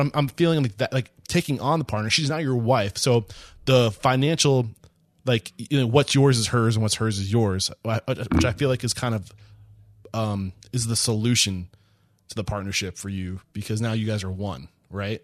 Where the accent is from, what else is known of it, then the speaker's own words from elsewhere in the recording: Northeast, United States; also born or lived in New Hampshire; growing up in the Northeast